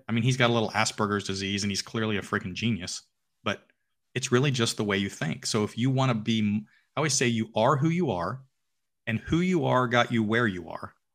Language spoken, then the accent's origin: English; Alpharetta, Georgia, United States; I own a restaurant in downtown Alpharetta, which is my hometown